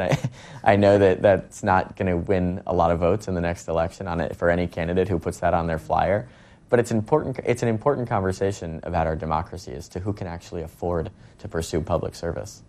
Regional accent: Westport, Connecticut, United States; my hometown of Westport

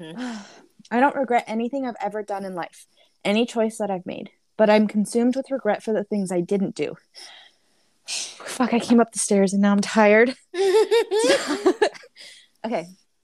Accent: Soweto, Gauteng, South Africa; Growing up in Soweto, our dream was to put another room on our house, maybe have a driveway, maybe someday a cast iron gate at the end of the driveway, because that is all we knew.

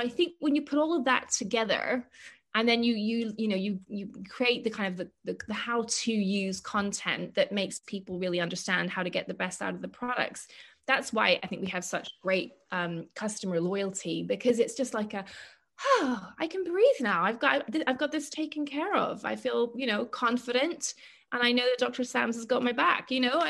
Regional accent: Ireland; I'm Irish after all.

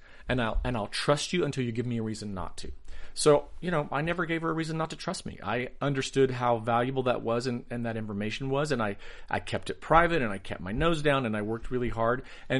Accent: the South, United States; You know, I grew up in the South.

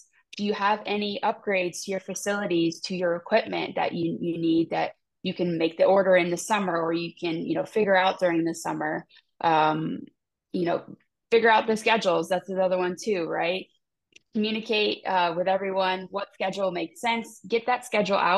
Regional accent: Tampa, Florida, United States; here in the state of Florida, you know, I'm from Tampa

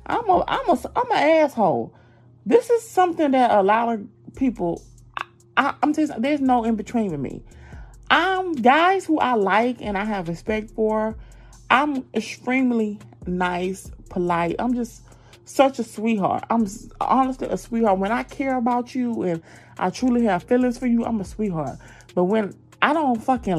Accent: Georgia, United States; accent: southern; Y'all know my southern accent

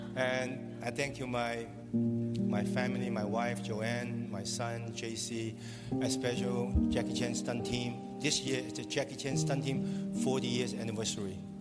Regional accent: Hong Kong; Hong Kong, incredible city, my hometown, my hood

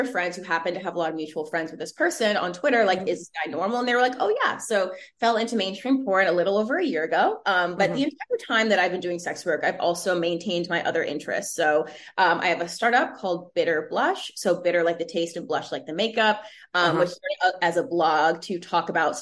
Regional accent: New York City, New York, United States; also born or lived in Connecticut; born and raised in Brooklyn, New York. My family's Caribbean, so I'm first gen

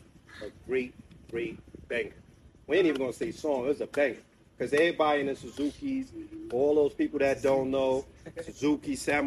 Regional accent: New York City, New York, United States; I'm from Bed-Stuy

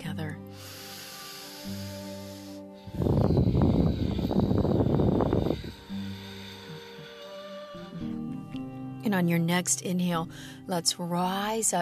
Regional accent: Midwest, United States; I'm from the Midwest

